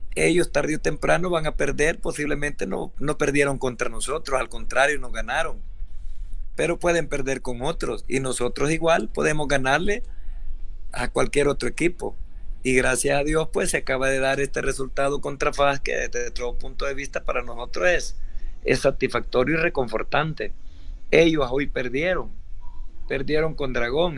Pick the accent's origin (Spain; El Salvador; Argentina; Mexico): El Salvador; aquí en nuestro país